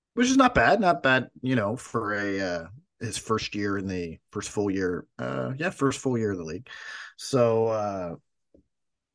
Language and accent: English; Canada; I'm Canadian